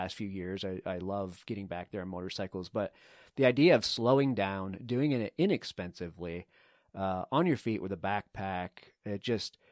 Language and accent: English; East Coast, United States; you and I both grew up on the East Coast